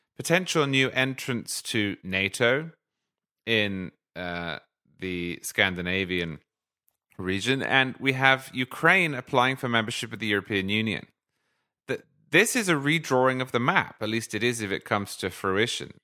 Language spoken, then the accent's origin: English; United Kingdom; as a Brit